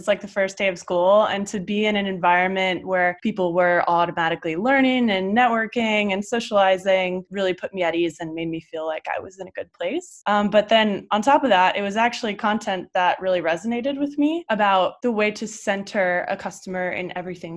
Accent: Indiana, United States; moved away as an adult; also born or lived in San Francisco, California; now in Berlin, Germany; I'm originally from Indiana, and I made my way to the great state of California right after college

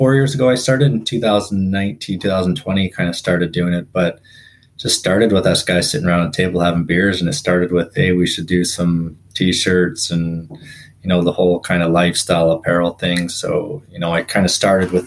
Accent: Revelstoke, British Columbia, Canada; moved away as an adult; now in Vernon, Canada; grew up in a little town in Revelstoke grew up there since I was born, moved away, went to school, and then landed in the Okanagan

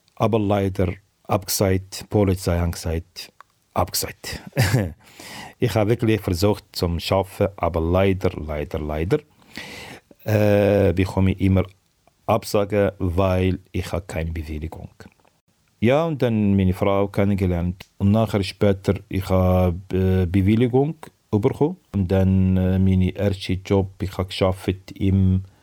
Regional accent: Algeria; German is a second language; moved away as an adult; also born or lived in Tunisia; Ja, 1996 bin ich äh, von Algerien geflüchtet

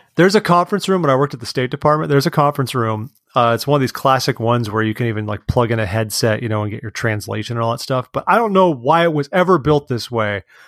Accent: California, United States; As a Californian

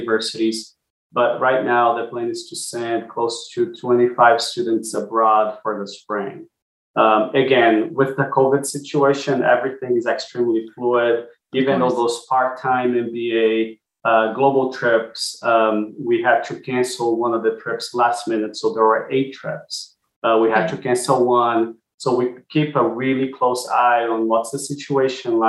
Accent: Brazil; now in Austin, United States; I'm originally from Brazil, and my dad lives there

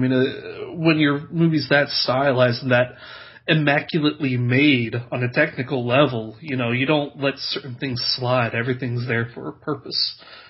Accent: Ohio, United States; I'm from Ohio, dude.

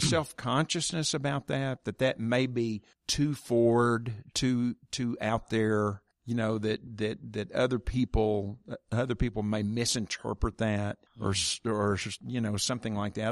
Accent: Oklahoma, United States; I grew up here in Oklahoma

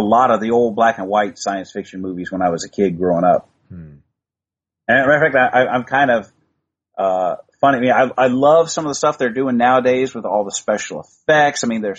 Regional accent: Midwest, United States; where I grew up in the Midwest, we had our one network on TV. We could watch NBC. We could get two radio stations

